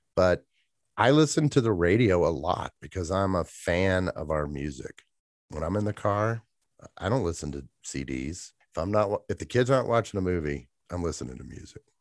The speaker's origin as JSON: {"language": "English", "town": "Atlanta", "region": "Georgia", "country": "United States", "tie": "born or raised there", "moved": "as an adult", "lives_now": "Jackson, United States", "said": "growing up in Atlanta"}